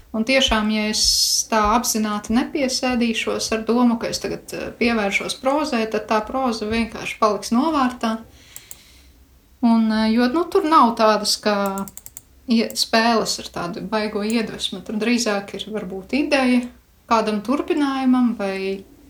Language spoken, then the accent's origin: Latvian; Krāslava, Latvia; no krāslos